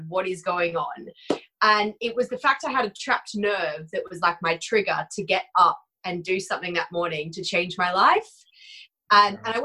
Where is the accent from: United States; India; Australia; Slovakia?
Australia; moved away as an adult; now in United Kingdom; So I am Aussie. I grew up in Australia. I've actually been in the UK 10 years today.